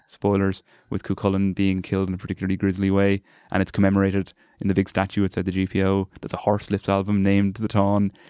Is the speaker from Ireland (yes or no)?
yes; Carlow, Leinster, Ireland; moved away as an adult; now in Dublin, Ireland; I'm from Carlow originally and went to the, there's a big Gael school and a big Gael college down Carlow